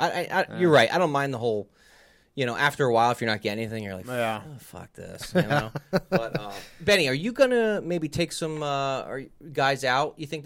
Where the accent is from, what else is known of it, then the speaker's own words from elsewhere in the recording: New Jersey, United States; I don't even know how I did it over the years because I came from Jersey.